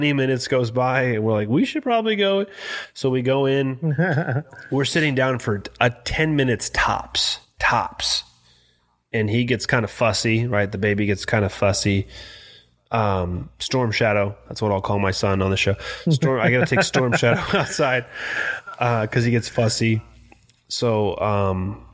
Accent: San Bernardino, California, United States; also born or lived in Yucaipa; I grew up in San Bernardino, which you know is kind of hood

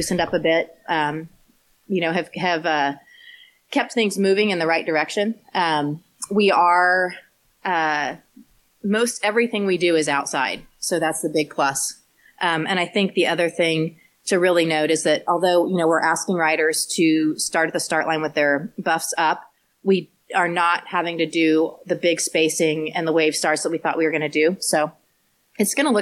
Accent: Emporia, Kansas, United States; this is my hometown

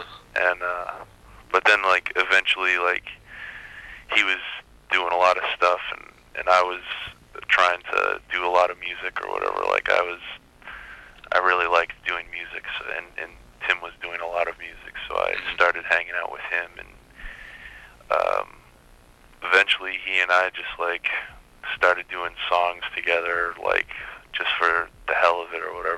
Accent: Maine, United States; now in Oakland, United States; I was born and raised in Maine

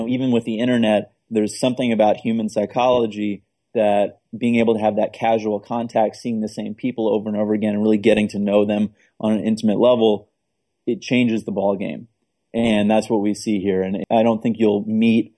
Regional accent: New York City, New York, United States; moved away as an adult; now in Portsmouth, United States; I moved from Manhattan. I spent, you know, most of my youth there. And part of growing up in New York City

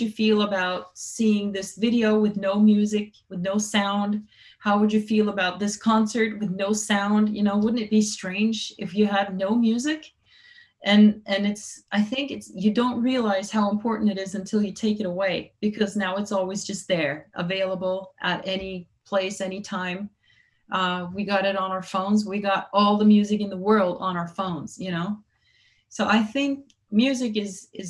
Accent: San Francisco, California, United States; I was born in San Francisco

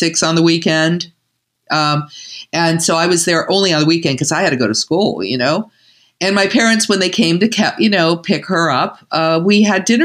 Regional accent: Cleveland, Ohio, United States; moved away; also born or lived in Pittsburgh; we were growing up in Cleveland. We were both born in Cleveland

